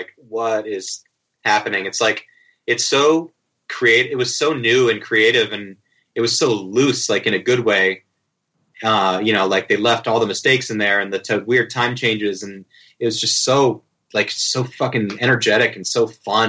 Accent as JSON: {"language": "English", "area": "Cape Cod", "region": "Massachusetts", "country": "United States", "tie": "born or raised there", "said": "where I grew up on Cape Cod"}